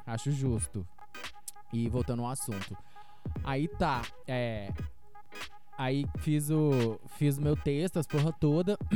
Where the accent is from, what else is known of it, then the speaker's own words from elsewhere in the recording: Lavras, Minas Gerais, Brazil; sou de Lavras MG